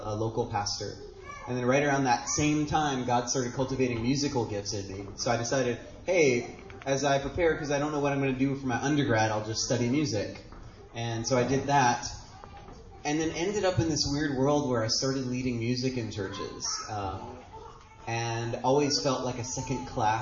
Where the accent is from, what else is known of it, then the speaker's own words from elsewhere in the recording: Hawaii, United States; Born and raised in Hawaii